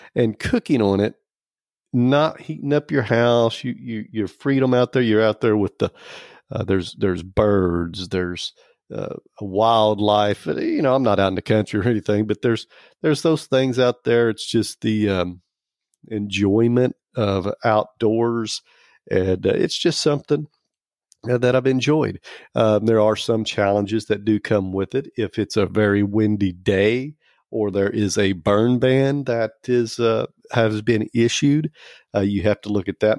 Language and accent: English; Oklahoma, United States; I'm from Oklahoma. And, um, I'm an Okie